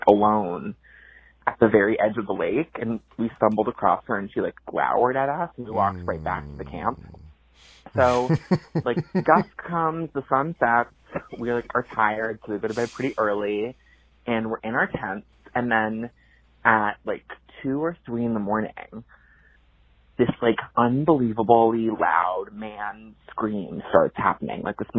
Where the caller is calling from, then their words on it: Brookline, Massachusetts, United States; I'm calling from Brookline, Massachusetts.